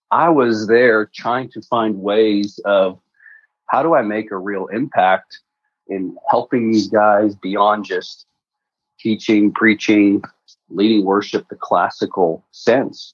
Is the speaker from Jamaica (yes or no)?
no; Canada; moved away as an adult; also born or lived in Prague, Czech Republic / Texas, United States; now in United States; grew up in Canada and in the trades